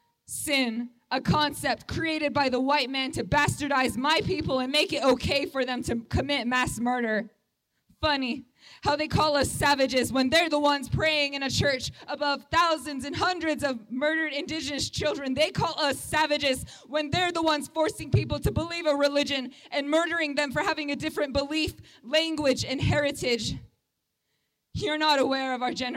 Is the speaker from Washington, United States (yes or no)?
no; Pine Ridge Indian Reservation, South Dakota, United States; I'm Oglala Lakota, and I'm from the Pine Ridge Indian Reservation